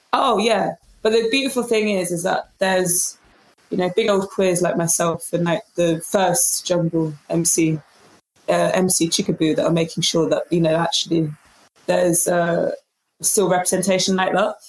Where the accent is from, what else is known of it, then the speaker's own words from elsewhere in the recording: London, United Kingdom; I am from London